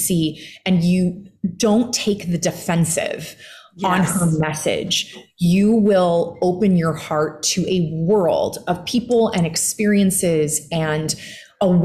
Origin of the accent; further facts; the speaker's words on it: just outside of Chicago, Illinois, United States; I grew up in the heartland and just outside of Chicago, Midwesterner